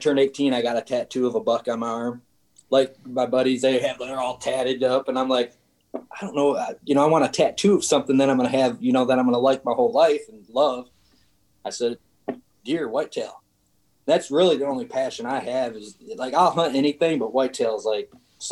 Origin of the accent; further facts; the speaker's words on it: Michigan, United States; moved away as an adult; also born or lived in Arkansas / Indiana; I'm originally from Michigan. I lived there for 35 years